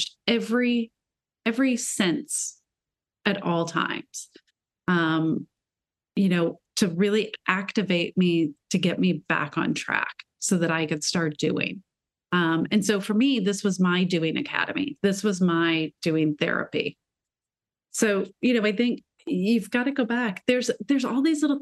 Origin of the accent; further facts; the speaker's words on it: Midwest of America, United States; moved away as an adult; also born or lived in Shanghai, China; I'm from the Midwest of America.